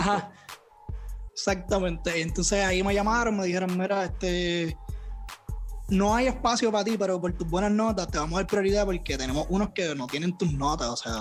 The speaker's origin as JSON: {"language": "Spanish", "town": "Toa Alta", "country": "Puerto Rico", "tie": "born or raised there", "also_born_or_lived": "Bayamón, Puerto Rico / San Juan, Puerto Rico", "said": "yo soy de acá, de Puerto Rico. y Yo realmente, ¿verdad? Me crié en Toalta alta"}